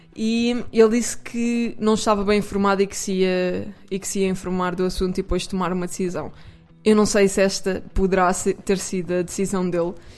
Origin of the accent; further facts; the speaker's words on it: Portugal; sou portuguesa